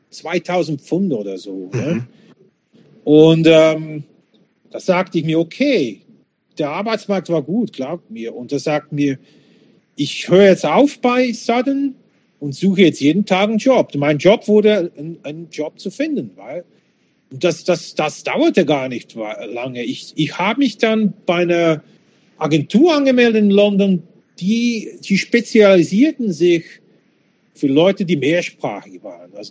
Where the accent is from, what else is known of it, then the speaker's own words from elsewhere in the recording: Slovakia; born there; ich bin in der Slowakei geboren, bin Bürger und so weiter.